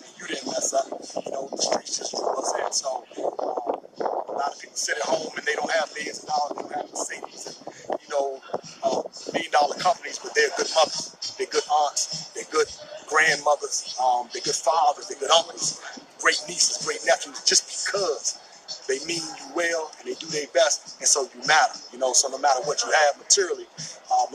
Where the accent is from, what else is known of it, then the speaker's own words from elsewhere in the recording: Washington, District of Columbia, United States; Born and raised in Washington, D.C.